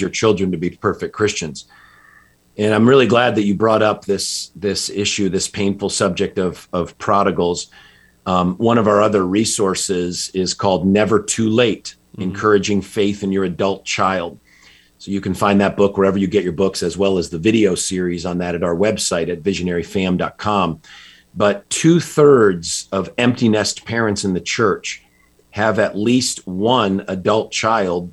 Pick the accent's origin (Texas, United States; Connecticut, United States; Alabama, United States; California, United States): Connecticut, United States; just outside Hartford; I grew up in Connecticut, just outside Hartford